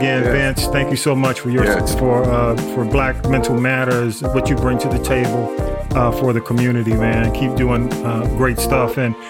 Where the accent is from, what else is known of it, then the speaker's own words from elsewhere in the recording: Atlanta, Georgia, United States; I grew up in Atlanta. I was a Grady baby, and I grew up, you know, went to Atlanta Public Schools up until high school. Then, you know, I got shipped off to Fulton County.